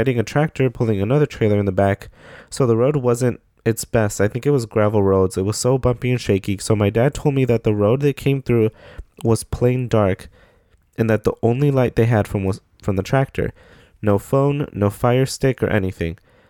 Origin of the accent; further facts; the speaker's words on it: South Carolina, United States; I'm from South Carolina, Southern Mexican, also a Nosavo kid too.